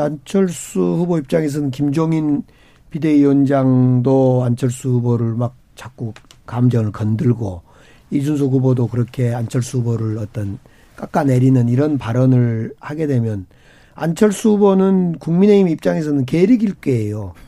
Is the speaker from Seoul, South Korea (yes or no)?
no; Gwangju, South Korea; 광주, 이제 저희 광주 출신이고